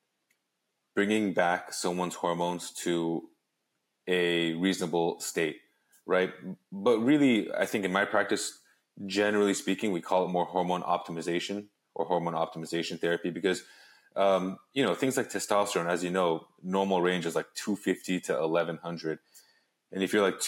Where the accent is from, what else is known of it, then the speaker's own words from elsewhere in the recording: Los Angeles, California, United States; also born or lived in Arizona; I grew up in Los Angeles.